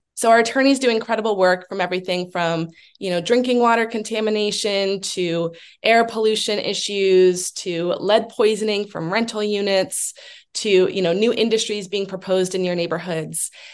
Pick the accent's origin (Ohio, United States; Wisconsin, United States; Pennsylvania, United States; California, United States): Pennsylvania, United States; Allentown; also born or lived in Washington state; now in Pittsburgh, United States; I am originally from the Philadelphia area, from Allentown, um, but have lived in Pittsburgh for about 10 years, um, as well as lived out in the state of Washington for about seven years